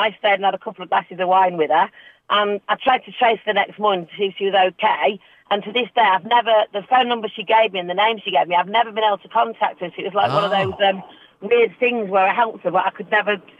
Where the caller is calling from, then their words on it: West Midlands, United Kingdom; I'm just on the way to horse riding in Warwickshire at the moment.